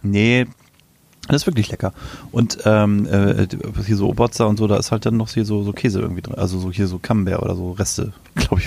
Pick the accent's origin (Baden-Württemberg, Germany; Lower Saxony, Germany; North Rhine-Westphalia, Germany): Lower Saxony, Germany; Ich komme aus Niedersachsen